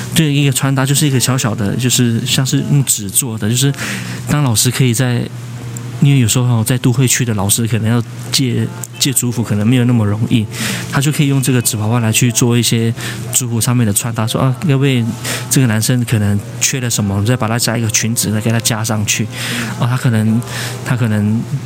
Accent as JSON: {"language": "Chinese", "town": "Zhuoxi", "region": "Hualien County", "country": "Taiwan", "said": "我是来自花莲竹溪乡的布农族"}